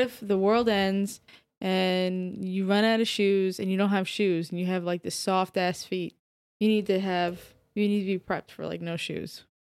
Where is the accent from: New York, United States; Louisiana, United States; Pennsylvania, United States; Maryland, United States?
New York, United States; Orange County; born or raised there